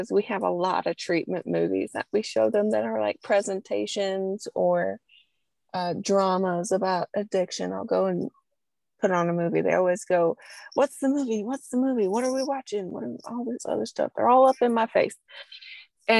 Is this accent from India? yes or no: no; Southern U.S., United States; accent: Southern; I'm from the Southern U.S. So my y'all and heathens and oil will come out real easy